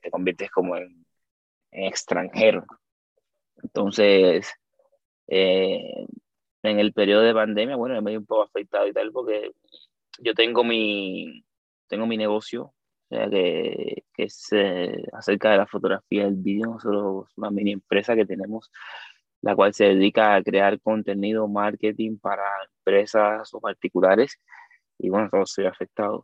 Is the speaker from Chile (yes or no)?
no; Cuba; accent: Cuban; moved away as an adult; now in Spain; yo soy cubano, vengo de Cuba, tengo tiempo